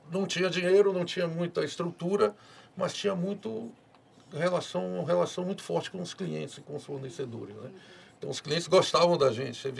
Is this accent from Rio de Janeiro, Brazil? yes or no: no; Ilhéus, Bahia, Brazil; now in Luís Eduardo Magalhães, Brazil; É, eu sou de Ilhéus, né? Ilhéus é uma cidade turística, né?